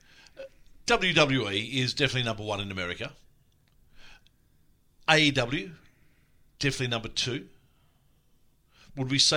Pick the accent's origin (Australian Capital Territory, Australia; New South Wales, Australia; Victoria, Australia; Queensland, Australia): Victoria, Australia; Melbourne; I told them that I was from Melbourne. They thought I was a local.